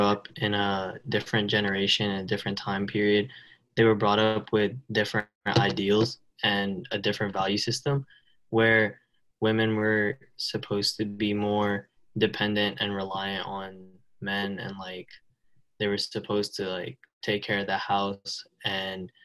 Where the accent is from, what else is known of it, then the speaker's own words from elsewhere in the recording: New Jersey, United States; So I'm from New Jersey. I'm 16